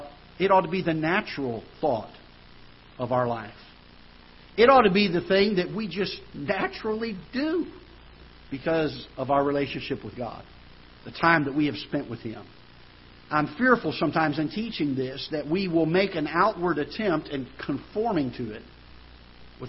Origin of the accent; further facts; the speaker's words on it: United States; as an American citizen